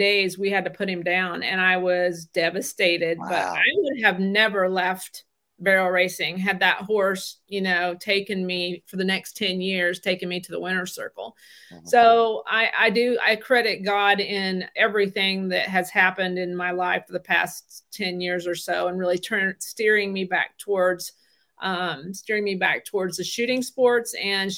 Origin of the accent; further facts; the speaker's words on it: North Central Missouri, United States; moved away as an adult; also born or lived in Tulsa, Oklahoma; now in Coffeyville, United States; I'm from North Central Missouri